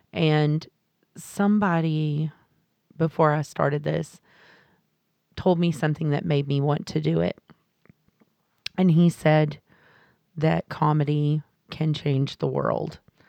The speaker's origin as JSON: {"language": "English", "region": "Texas", "country": "United States", "said": "I live in the South. I'm from Texas, like you said, a very, very small town."}